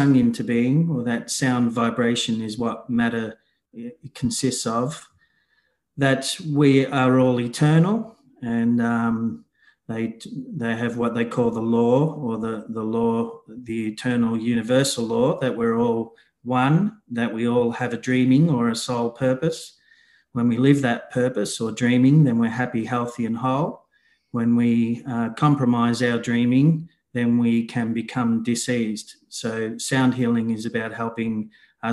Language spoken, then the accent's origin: English; Australia; moved away; I'm from Australia originally